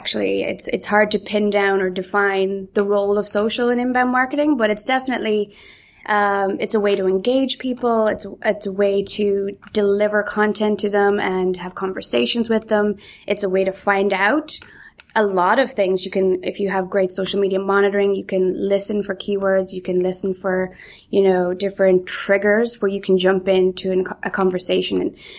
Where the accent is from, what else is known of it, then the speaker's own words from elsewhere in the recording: Galway, Connacht, Ireland; also born or lived in Donegal / Canada; So I was actually born in Donegal, brought up in Galway, but I don't know, I think I lost my accent between the Donegal and the Galway, but then I also spent a few years in Canada